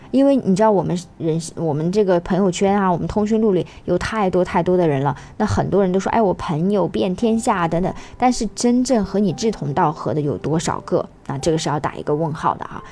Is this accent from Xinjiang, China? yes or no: yes; Xinjiang, China; now in Hong Kong, China; 我是来自于新疆，那么我生活在香港